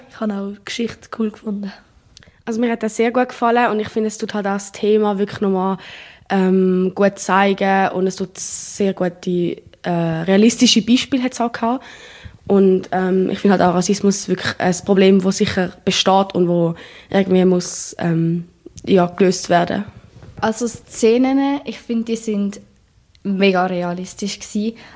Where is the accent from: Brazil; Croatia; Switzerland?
Brazil; German is a second language; now in Germany; Ähm, also ich komme ja aus Brasilien.